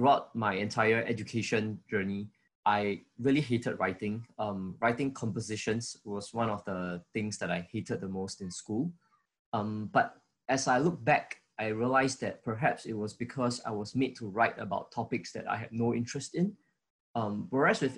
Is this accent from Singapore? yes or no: yes; Singapore; I was from Singapore